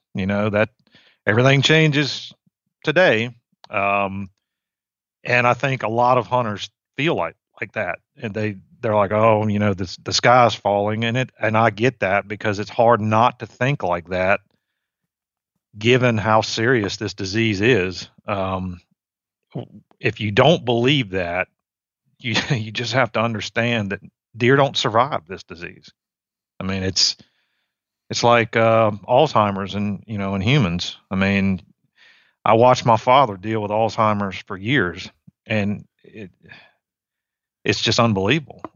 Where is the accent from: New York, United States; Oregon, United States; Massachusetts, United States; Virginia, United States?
Virginia, United States; moved away as an adult; also born or lived in Mississippi; now in Georgia, United States; I grew up in Virginia. I was a, um, I was a suburban kid